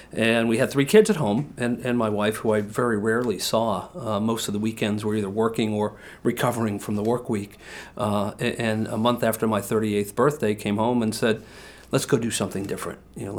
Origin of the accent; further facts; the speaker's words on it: Massachusetts, United States; now in Portland, United States; I was a Bates grad, and so I came from Massachusetts to Bates, Bates to New York.